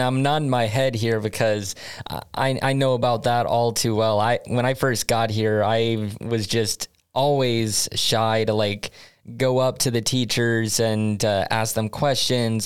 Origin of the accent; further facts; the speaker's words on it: United States; now in Sweden; as an American